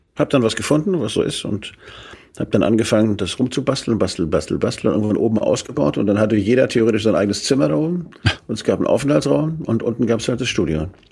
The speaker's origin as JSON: {"language": "German", "region": "Hamburg", "country": "Germany", "also_born_or_lived": "Flensburg", "moved": "yes", "lives_now": "Schleswig-Holstein, Germany", "said": "Ich komme ja aus Hamburg, meine Mutter kommt aus Flensburg, da bin ich eigentlich geboren"}